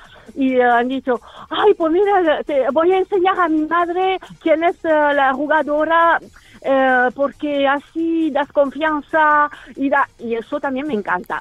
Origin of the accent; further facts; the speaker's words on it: France; soy francesa